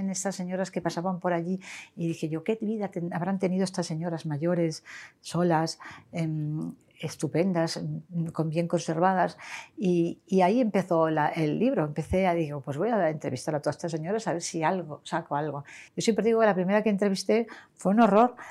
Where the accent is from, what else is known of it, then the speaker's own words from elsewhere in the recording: Sarria, Lugo, Galicia, Spain; now in Marbella, Spain; mi pueblo, que es de Sarre Lugo